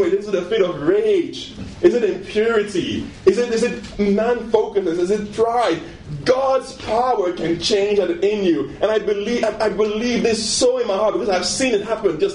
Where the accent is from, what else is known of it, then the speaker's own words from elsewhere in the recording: Nigeria; moved away; I was born in Nigeria